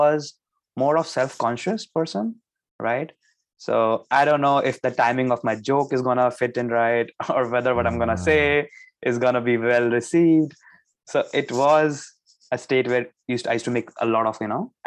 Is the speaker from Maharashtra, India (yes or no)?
no; New Delhi, Delhi, India; moved away as an adult; I am from New Delhi, which is the capital of India.